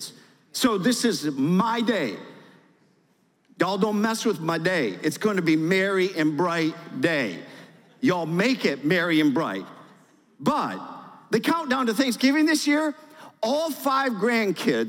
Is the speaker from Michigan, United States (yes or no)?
yes; Michigan, United States; moved away as an adult; now in Georgia, United States; I'm from Michigan, born and raised